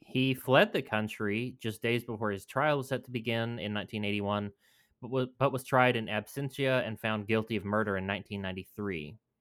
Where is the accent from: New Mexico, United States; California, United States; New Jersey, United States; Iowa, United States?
New Mexico, United States; New Mexico, my home state